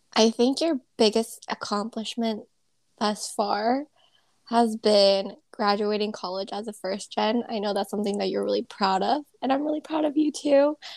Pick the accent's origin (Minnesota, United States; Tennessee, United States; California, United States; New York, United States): California, United States; Southern; growing up in SoCal